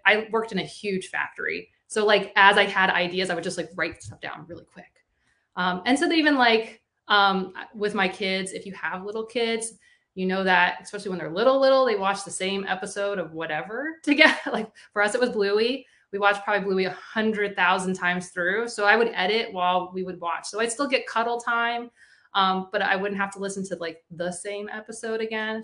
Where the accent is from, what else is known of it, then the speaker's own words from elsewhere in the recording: Florida, United States; my home state of Florida